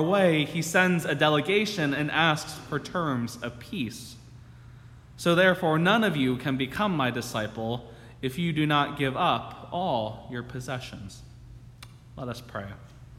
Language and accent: English; New Jersey, United States; also born or lived in Michigan; my home state of New Jersey